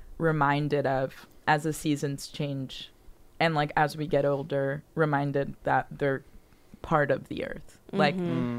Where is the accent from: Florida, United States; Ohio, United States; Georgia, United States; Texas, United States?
Florida, United States; Miami; moved away as an adult; I'm from Miami.